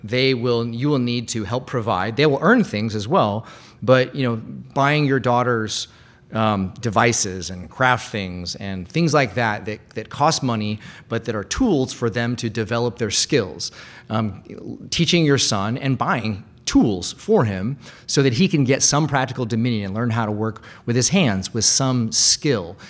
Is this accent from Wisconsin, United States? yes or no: no; Bellevue, Washington, United States; I used to go to a lot of these things growing up in Bellevue